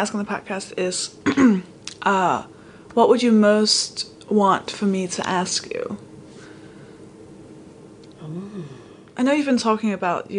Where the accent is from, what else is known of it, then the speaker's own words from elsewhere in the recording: Denmark; now in United Kingdom; I'm from Denmark